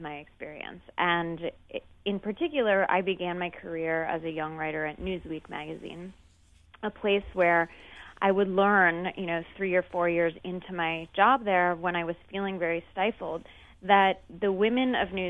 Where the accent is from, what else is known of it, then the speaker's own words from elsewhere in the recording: Seattle, Washington, United States; I grew up in Seattle